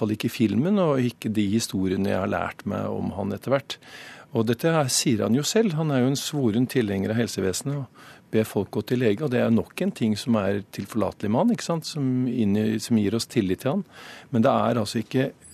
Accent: Snåsa, Trøndelag, Norway; Jeg er jo fra Snåsa selv

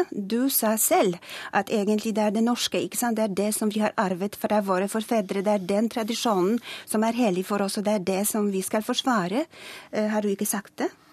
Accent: Poland; Norwegian is a second language; moved away as an adult; now in Norway; Jeg kom fra Polen

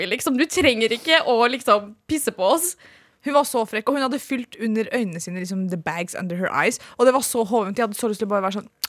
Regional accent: Norway; Jeg er norsk, men jeg vet hva det betyr.

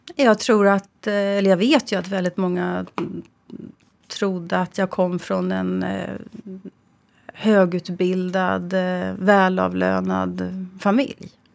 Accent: Sweden; jag är född i Sverige

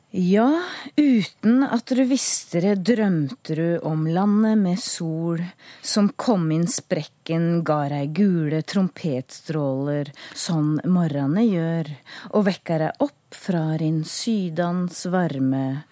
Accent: Skien, Vestfold og Telemark, Norway; accent: Grenland dialect; moved away; er født og oppvokst i, Skien, så den eh, dialekta er jeg jo grodd opp eh, sammen med.

